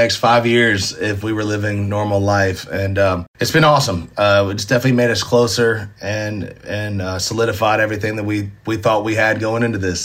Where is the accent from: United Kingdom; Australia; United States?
United States; Nashville, Tennessee; Being born and raised in Nashville, going to Ryman shows